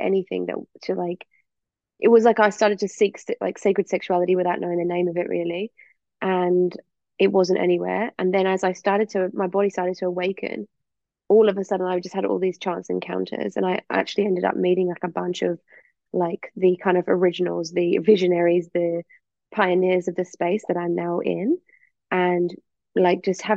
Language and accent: English; England, United Kingdom; also born or lived in Perth / East Coast, Australia; now in Australia; I'm obviously from England. I moved over to Australia